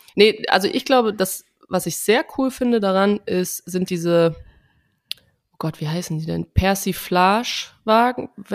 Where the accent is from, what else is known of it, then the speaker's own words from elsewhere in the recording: Trier, Rhineland-Palatinate, Germany; Bei uns im, in Trier sagt man Fastnacht